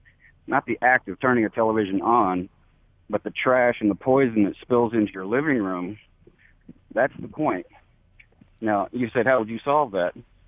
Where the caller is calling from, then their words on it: Fort Hood, Texas, United States; I'm calling from Fort Hood, Texas.